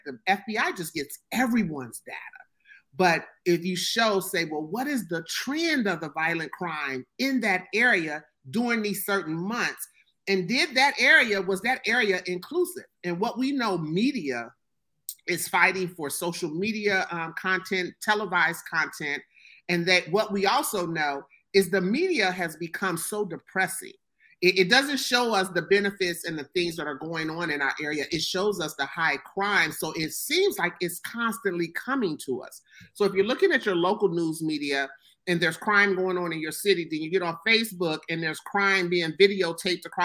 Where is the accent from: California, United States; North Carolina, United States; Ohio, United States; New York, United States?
Ohio, United States; I'll use my hometown for one here in Ohio